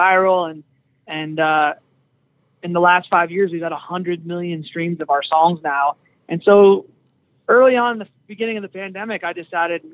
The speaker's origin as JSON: {"language": "English", "area": "small town outside of Minneapolis", "region": "Minnesota", "country": "United States", "said": "I'm not from Minneapolis, but I'm from around that area, just outside, small town outside of Minneapolis. But started a band in high school"}